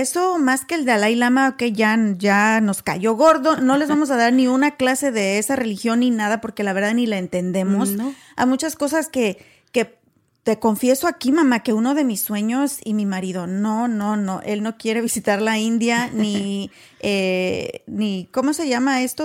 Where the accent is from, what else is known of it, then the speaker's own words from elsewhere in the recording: Guanajuato, Mexico; also born or lived in Waco, Texas; now in Texas, United States; Somos mexicanas originarias de Guanajuato, pero vivimos en Texas